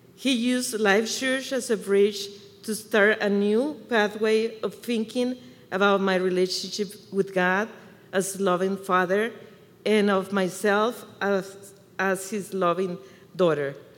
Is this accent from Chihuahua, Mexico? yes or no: yes; Chihuahua, Mexico; English is a second language; now in Michigan, United States; I was born and raised in Chihuahua, Mexico, so you can hear the accent.